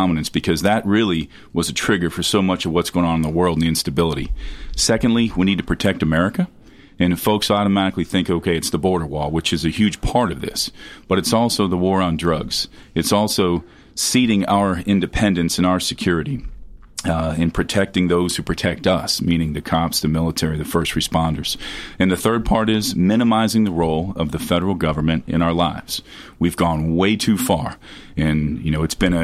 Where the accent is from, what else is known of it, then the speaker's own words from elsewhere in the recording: southern Ohio, United States; moved away as an adult; also born or lived in Fort Campbell, Kentucky; now in Tennessee, United States; I spent the first part of my life in Ohio. I grew up in southern Ohio